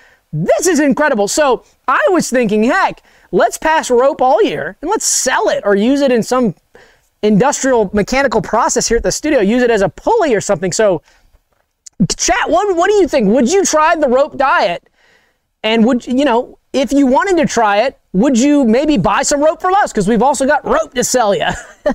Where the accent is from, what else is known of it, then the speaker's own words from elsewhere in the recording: Savannah, Georgia, United States; I'm from Savannah, Georgia. That's where I grew up.